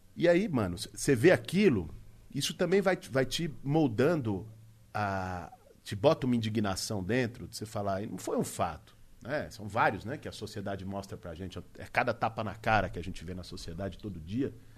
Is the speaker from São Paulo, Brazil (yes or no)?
yes; São Paulo, Brazil; Eu nasci em Pinheiros. A vida de classe média São Paulo, e é assim até hoje